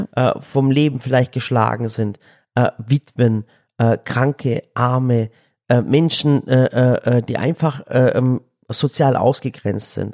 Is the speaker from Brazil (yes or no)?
no; Sinop, Turkey; now in Germany; ich komme aus dem Norden der Türkei und zwar direkt in der Schwarzmeerküste. Das nennt sich Sinop. Also wirklich direkt, ich bin Küstenkind